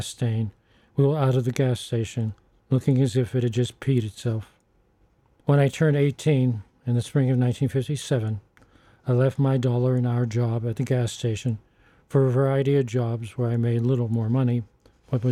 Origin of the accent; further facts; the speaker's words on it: Pittsburgh, Pennsylvania, United States; my hometown Pittsburgh